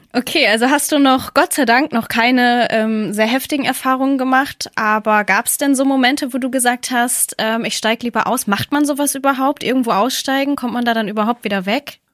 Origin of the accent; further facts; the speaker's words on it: Northern Germany, Germany; als Norddeutsche